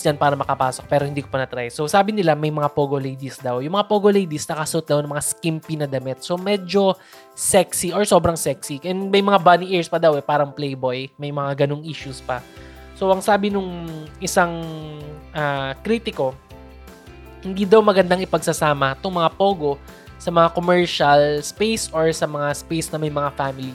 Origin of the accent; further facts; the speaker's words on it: Philippines; bilang Filipino